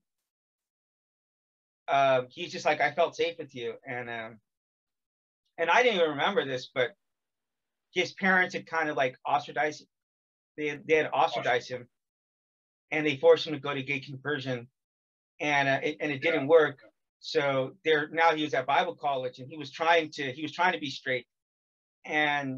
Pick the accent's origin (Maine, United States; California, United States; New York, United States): California, United States; I'm from California